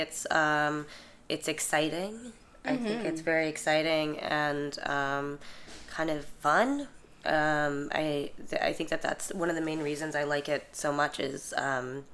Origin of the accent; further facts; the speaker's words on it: Chicago, Illinois, United States; I'm from Chicago.